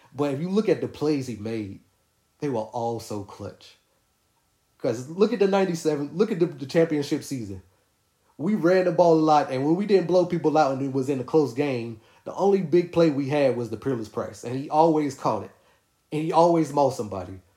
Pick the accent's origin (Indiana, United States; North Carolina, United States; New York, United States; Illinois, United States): North Carolina, United States; Winston-Salem; I'm from Winston-Salem, North Carolina, which is only like 30 minutes away.